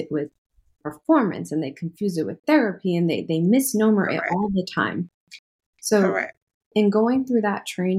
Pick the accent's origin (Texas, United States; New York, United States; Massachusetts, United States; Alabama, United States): New York, United States; New York City; moved away as an adult; now in North Carolina, United States; I'm originally from New York City, but I've been in North Carolina since 2018